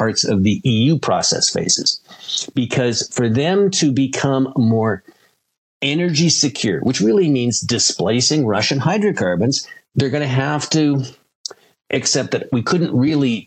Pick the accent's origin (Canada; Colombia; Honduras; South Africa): Canada; I'm speaking here as a Canadian